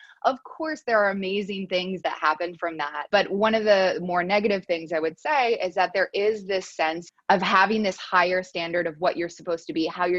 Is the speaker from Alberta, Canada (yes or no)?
no; Montreal, Quebec, Canada; I'm from Montreal